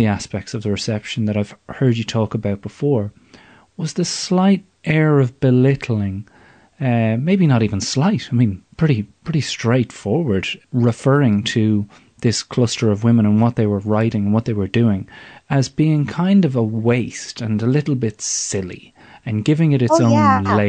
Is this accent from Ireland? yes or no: yes; Ireland; we all walk around with as Irish people